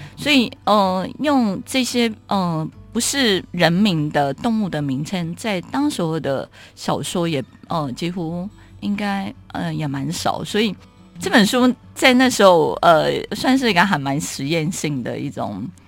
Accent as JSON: {"language": "Chinese", "region": "Keelung", "country": "Taiwan", "tie": "born or raised there", "said": "我是基隆人，海洋对我来讲有一个， 呃，很大的影响"}